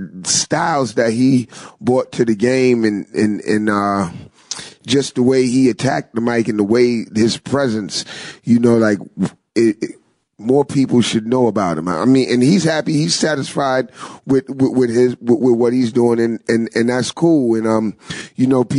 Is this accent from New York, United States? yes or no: yes; New York City, New York, United States; I'm originally from the Bronx